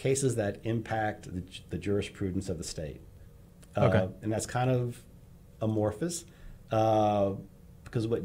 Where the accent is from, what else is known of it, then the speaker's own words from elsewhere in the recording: Northeast, United States; now in Texas, United States; growing up in the Northeast and with our last name